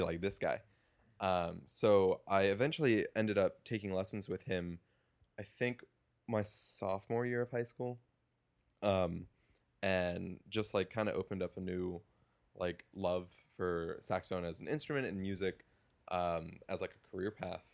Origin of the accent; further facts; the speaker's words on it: Woodbridge, Virginia, United States; moved away as an adult; now in Evanston, United States; I am from a town called Woodbridge, Virginia, which is about 30 minutes south of Washington, D.C. Mm-hmm. Uh, was born and same house, 23 years